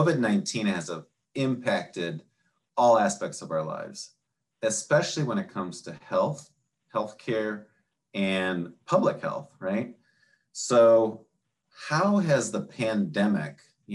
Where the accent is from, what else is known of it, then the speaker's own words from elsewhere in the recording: Minnesota, United States; accent: Minnesota accent; moved away; I grew up in Minnesota. And it's like every once in a while, I'll get this Minnesota accent that'll come out